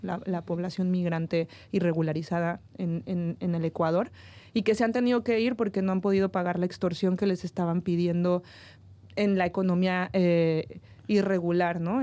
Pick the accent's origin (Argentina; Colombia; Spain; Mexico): Mexico; Yo siendo mexicana